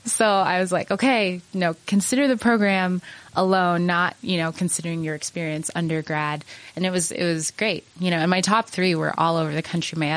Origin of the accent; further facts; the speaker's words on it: Utah, United States; growing up in Utah, I was kind of, you know, I was ready to go somewhere else for college and I really, really loved my four years at Penn. And I, you know, I didn't think I would move back to Utah to be honest